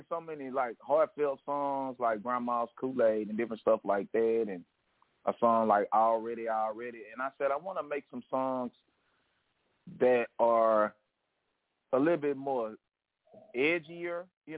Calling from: Shreveport, Louisiana, United States; I'm calling from Shreveport, Louisiana.

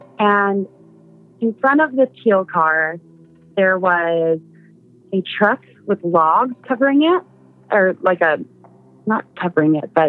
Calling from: Seattle, Washington, United States; Hi. This is …, I'm from Seattle.

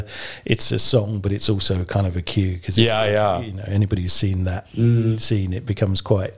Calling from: Petersfield, South East England, United Kingdom; I'm coming from Petersfield in Hampshire, so just up the A.

